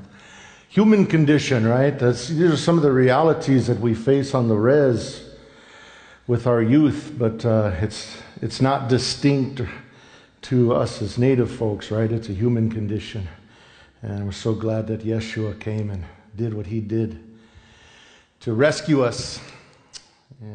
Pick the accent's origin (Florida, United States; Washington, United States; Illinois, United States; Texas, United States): Washington, United States; Yakima Nation, south central; we come from the Yakima Nation. We have 14 different tribes and bands that make up what we call Yakimas, right? So we're over kind of south central Washington state.